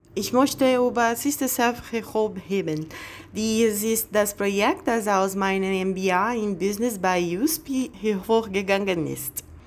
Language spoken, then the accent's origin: German; Bahia, Brazil; German is a second language; moved away as an adult; also born or lived in Berlin; now in São Paulo, Brazil; ich komme aus Bahia, auch wenn ich lebe seit vier Jahren in São Paulo